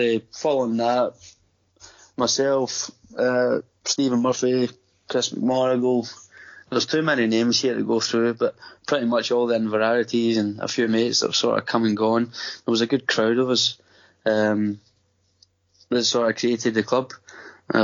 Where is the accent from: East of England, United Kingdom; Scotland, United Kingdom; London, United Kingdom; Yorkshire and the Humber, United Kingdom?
Scotland, United Kingdom; Coatbridge; moved away as an adult; now in Gold Coast, Australia; I'm from Coatbridge